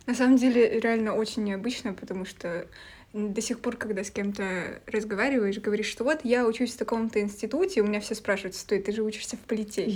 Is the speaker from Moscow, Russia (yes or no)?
no; Vyborg, Leningrad Oblast, Russia; я из Выборга